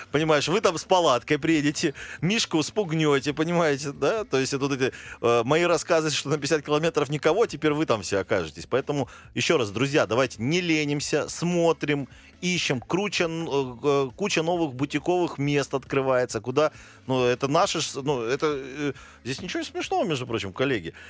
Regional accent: Pyatigorsk, Stavropol Krai, Russia; я родом из Пятигорска

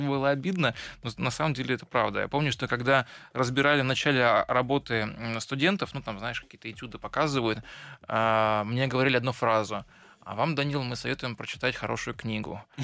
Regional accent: Tyumen, Tyumen Oblast, Russia; moved away

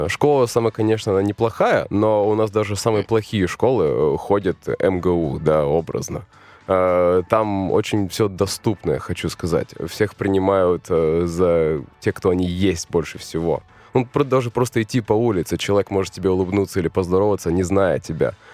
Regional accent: Khabarovsk, Khabarovsk Krai, Russia; also born or lived in Vladivostok; now in Moscow, Russia; Не, я родился в Владивостоке, жил я в Хабаровске.

